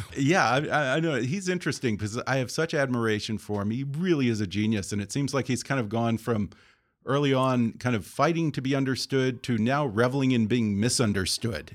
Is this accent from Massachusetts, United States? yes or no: no; outside of Houston, Texas, United States; I grew up outside of Houston in Texas